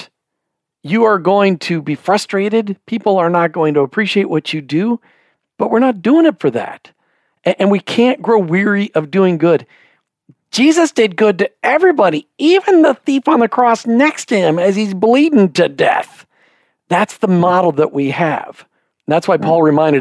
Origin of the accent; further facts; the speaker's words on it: Minnesota, United States; I grew up in Minnesota, where we learned the saying, no good deed goes unpunished